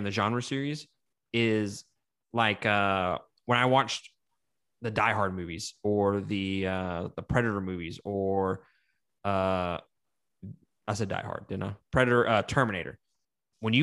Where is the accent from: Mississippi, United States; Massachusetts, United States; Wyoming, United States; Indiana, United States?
Mississippi, United States; I'm from Mississippi